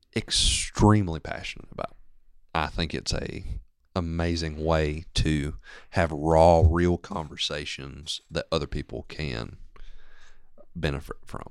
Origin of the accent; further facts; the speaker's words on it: Maysville, Georgia, United States; also born or lived in Gainesville / Commerce; I grew up here in Maysville